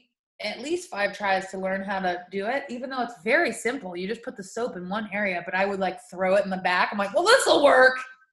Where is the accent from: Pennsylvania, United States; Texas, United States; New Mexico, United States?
New Mexico, United States; I'm used to getting growing up in New Mexico. There's not usually snow in the winter.